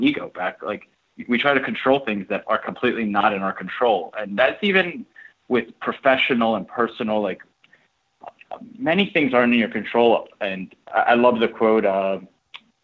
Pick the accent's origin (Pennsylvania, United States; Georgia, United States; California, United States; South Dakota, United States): Pennsylvania, United States; Philadelphia; moved away as an adult; also born or lived in Ukraine; now in New York, United States; I'm from Philly originally